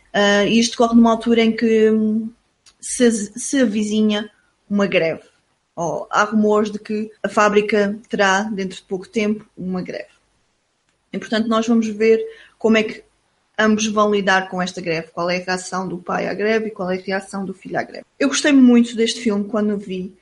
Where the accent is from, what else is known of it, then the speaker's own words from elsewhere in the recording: Portugal; nós somos portugueses